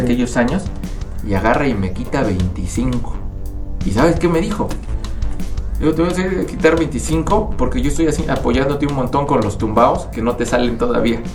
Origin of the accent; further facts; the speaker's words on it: United States; los tres hermanos nacimos en Estados Unidos. Mi mamá eh, se fue como migrante a Estados Unidos y los tres hermanos somos pochos